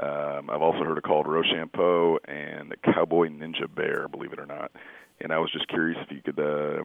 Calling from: Indianapolis, Indiana, United States; I'm calling from Indianapolis.

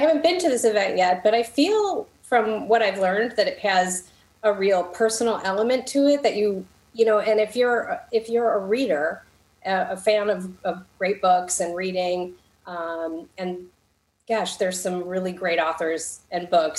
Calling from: Illinois, United States; I'm just north of Chicago in the suburbs.

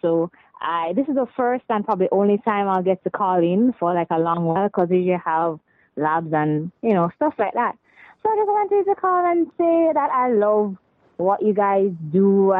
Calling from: Jamaica

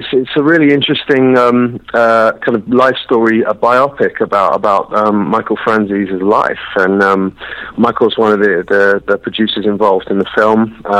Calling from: London, United Kingdom; I'm calling you from London, London, England.

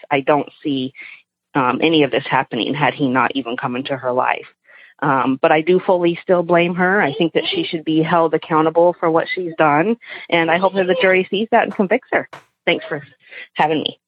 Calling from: Portland, Oregon, United States; I'm calling from Portland, Oregon

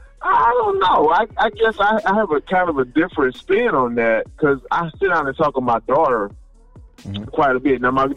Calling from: Houston, Texas, United States; calling from Houston, Texas.

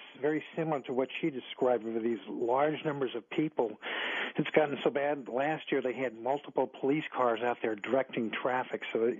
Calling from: Myrtle Beach, South Carolina, United States; Now, I'm calling from Myrtle Beach in South Carolina

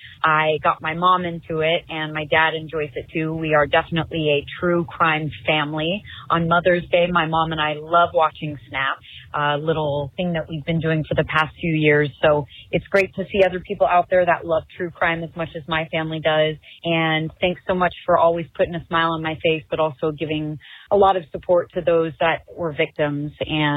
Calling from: Los Angeles, California, United States; I'm calling from Los Angeles, California.

